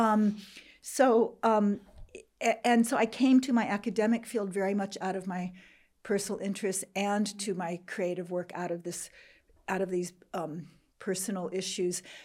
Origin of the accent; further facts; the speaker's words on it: Jordan; first language English; moved away as an adult; also born or lived in Iowa, United States / Beirut, Lebanon / United States; I grew up in Jordan